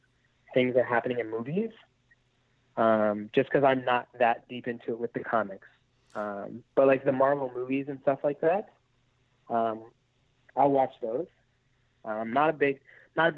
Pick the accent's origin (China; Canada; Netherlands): Canada; moved away; I'm Canadian